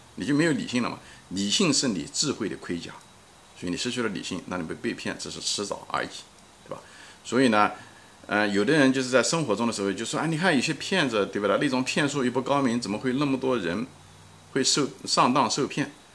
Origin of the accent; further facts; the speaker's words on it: China; 从小也在中国长 大